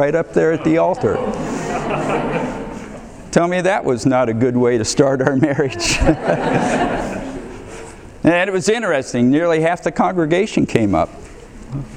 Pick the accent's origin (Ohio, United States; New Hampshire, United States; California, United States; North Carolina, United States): Ohio, United States; moved away as an adult; also born or lived in Boston; now in Texas, United States; I grew up in Ohio in a small town, excellent family